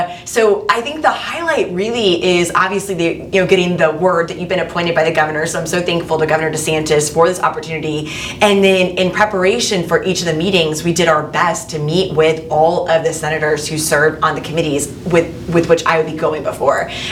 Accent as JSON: {"language": "English", "town": "Bradenton", "region": "Florida", "country": "United States", "tie": "born or raised there", "said": "I was born and raised in Bradenton."}